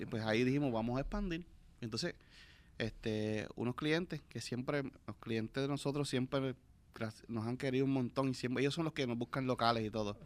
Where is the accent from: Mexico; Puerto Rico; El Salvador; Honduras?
Puerto Rico; nos ayudamos como puertorriqueños